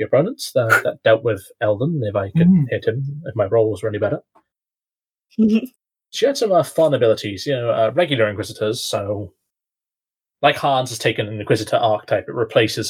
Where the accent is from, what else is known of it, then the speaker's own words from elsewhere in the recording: United Kingdom; As a Brit